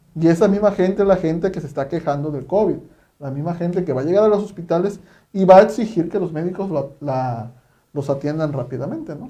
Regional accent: Mexico; ya hablo como mexicanos

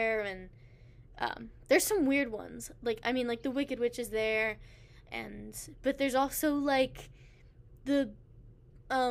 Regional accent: United States; I was born in America

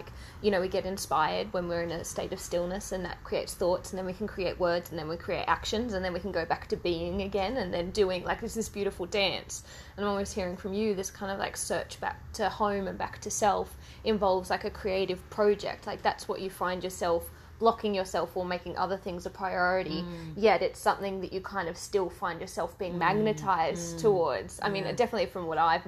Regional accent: Australia; I grew up in Australia

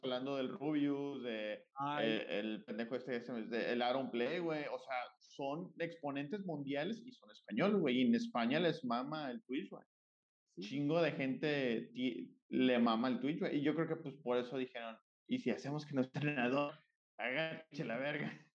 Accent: Mexico; nosotros como mexicanos

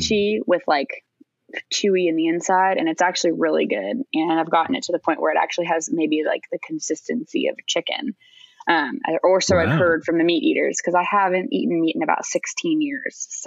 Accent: New England, United States; growing up in New England.

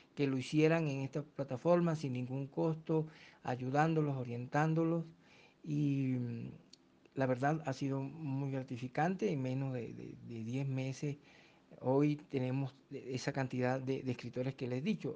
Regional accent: Fonseca, La Guajira, Colombia; moved away; also born or lived in Ipiales; soy de Fonseca en el departamento de La Guajira

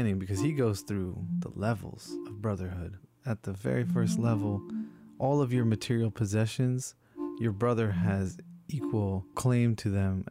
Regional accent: Princeton, New Jersey, United States; now in California, United States; I was back in New Jersey, in my hometown of Princeton

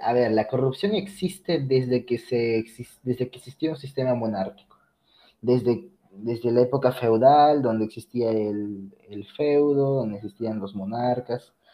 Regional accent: Peru; llevar a mi Perú en lo más alto

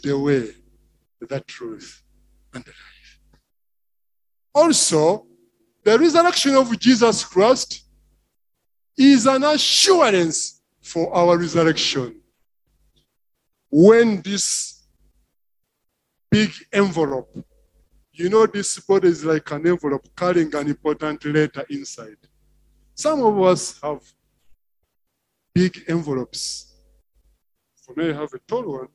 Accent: Kyagwe, Central Region, Uganda; where I come from Chagwe

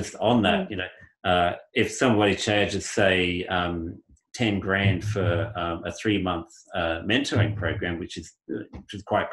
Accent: Australia

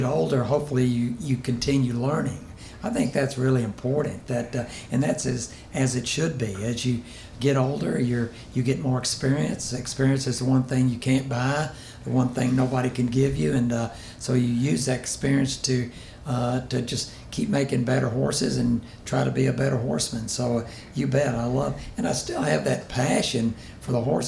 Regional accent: Houston, Texas, United States; I grew up in Houston

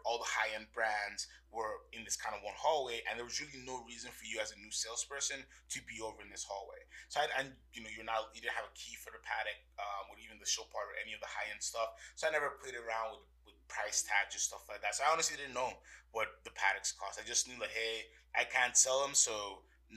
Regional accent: U.S. Virgin Islands; I'm originally from St. Thomas in the Virgin Islands, born and raised

